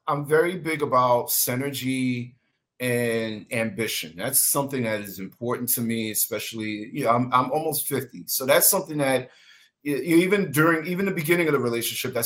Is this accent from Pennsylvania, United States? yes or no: no; New York, United States; moved away; I'm from New York